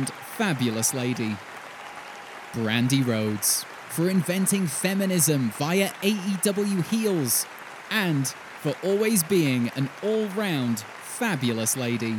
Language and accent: English; United Kingdom; I'm British.